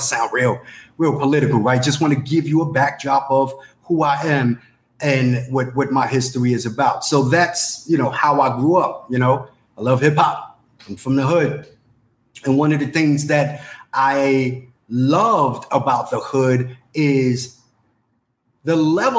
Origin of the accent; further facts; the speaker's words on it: New York City, New York, United States; I'm from the Bronx, New York. I'm an 80s baby.